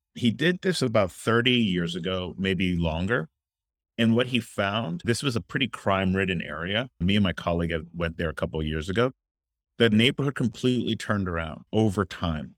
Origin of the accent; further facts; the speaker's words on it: Miami, Florida, United States; I'm originally from Miami, Florida